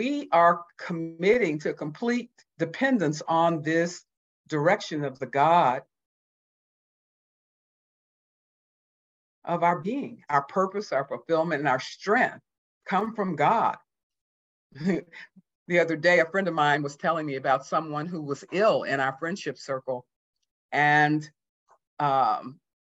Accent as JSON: {"language": "English", "town": "Houston", "region": "Texas", "country": "United States", "tie": "born or raised there", "also_born_or_lived": "Mississippi", "said": "I was born in 1949 in Mississippi, grew up 6 weeks later through all my childhood in Houston, Texas"}